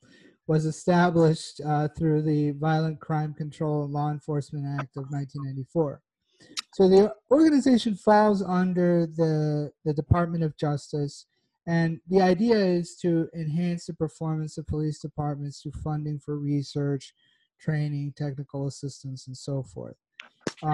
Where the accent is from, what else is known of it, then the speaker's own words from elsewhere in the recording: Texas, United States; now in New York, United States; growing up in Texas